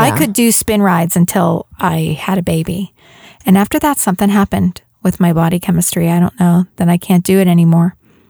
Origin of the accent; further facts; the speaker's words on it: Pittsburgh, Pennsylvania, United States; there's something about growing up in Pittsburgh.